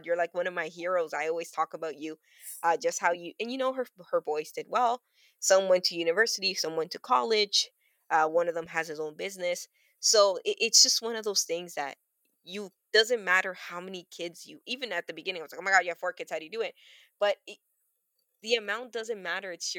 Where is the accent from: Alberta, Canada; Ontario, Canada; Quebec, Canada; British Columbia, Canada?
Ontario, Canada; Toronto; I grew up on Weston Road, and one of the buildings that I grew up in, it's like a 3-floor building